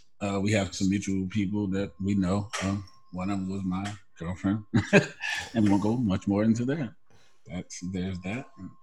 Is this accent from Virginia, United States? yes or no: yes; Alexandria, Virginia, United States; I'm from Alexandria, Virginia, small town right outside of D.C., grew up in what will be known as our downtrodden neighborhood or low-income housing